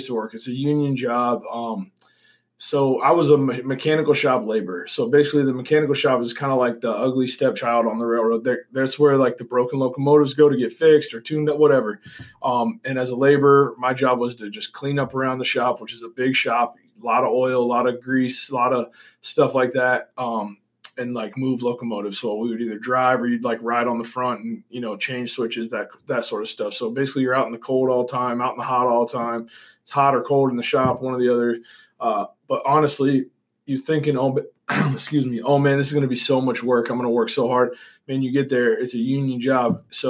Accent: Olathe, Kansas, United States; I grew up around here in Olathe

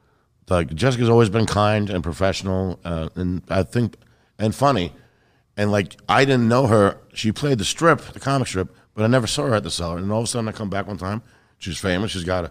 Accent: New York, United States; But really, I'm a New Yorker.

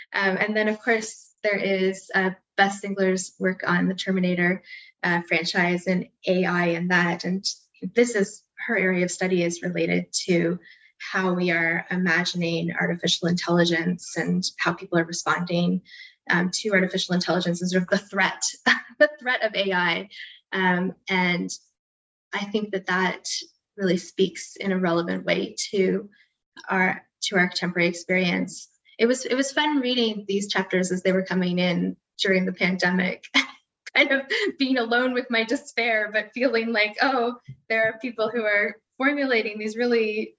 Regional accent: Canada; perhaps to the three of us since we're all Canadian

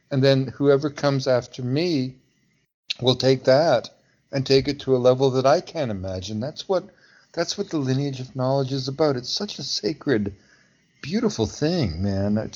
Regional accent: Pacific Northwest, United States; I mean, I I fought fires. You know, I was a logger. You know, I came from the Pacific Northwest.

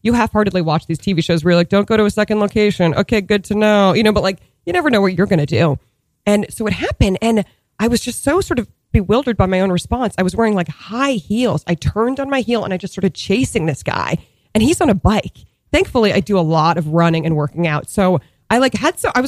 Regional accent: Boston suburbs, Massachusetts, United States; moved away as an adult; also born or lived in New York; I grew up in the Boston suburbs

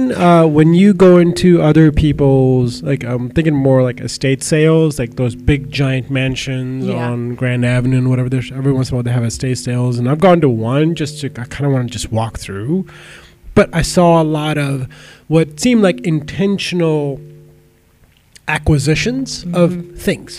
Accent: India; moved away; I grew up in India

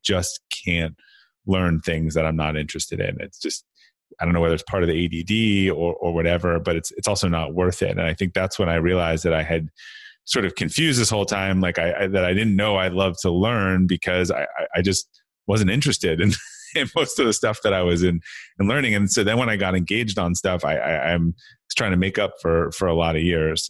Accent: Brookline, Massachusetts, United States; I grew up outside of, um, Boston, uh, Massachusetts, in a, in a town called, uh, Brookline

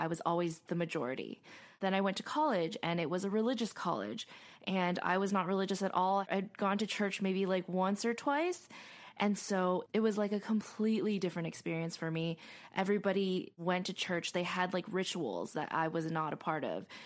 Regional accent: Arcadia, California, United States; I grew up in Arcadia

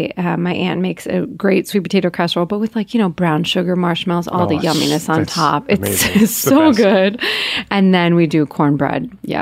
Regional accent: New Jersey, United States; I'm from Jersey.

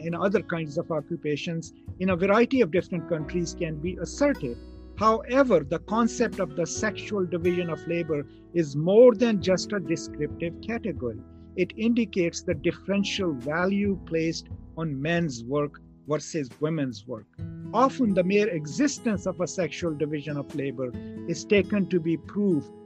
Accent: Pakistan; where I come from Pakistan

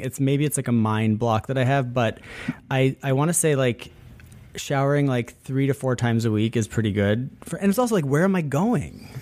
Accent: upstate New York, United States; born or raised there

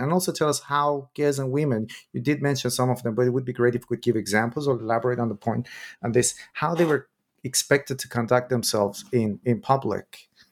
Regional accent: Iran; moved away; I'm originally from Iran

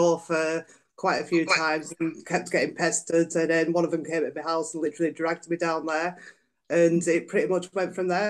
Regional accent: Cumbria, North West England, United Kingdom; I come from Cumbria. One of the things is quite a rugby league orientated town, village.

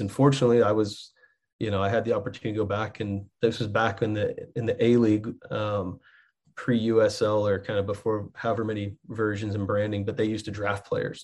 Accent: Texas, United States; moved away as an adult; now in Muncie, United States; I grew up in Texas

